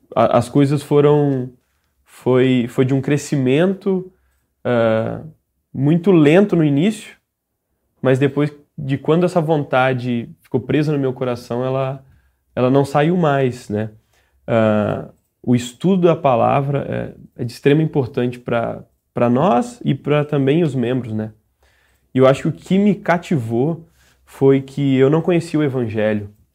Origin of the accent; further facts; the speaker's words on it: Domingos Martins, Espírito Santo, Brazil; sou de Domingos Martins, no Espírito Santo